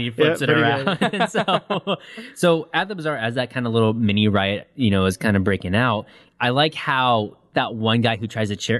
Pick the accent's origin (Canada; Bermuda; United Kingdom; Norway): Canada; are you American or Canadian? I'm Canadian.